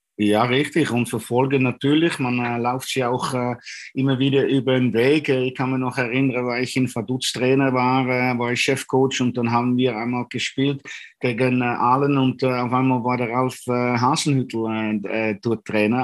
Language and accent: German; Utrecht, Netherlands; German is a second language; moved away as an adult; also born or lived in Vienna, Austria; now in Dornbirn, Austria; Ich bin äh, äh, geboren in Utrecht, ein echter Junge von der Stadt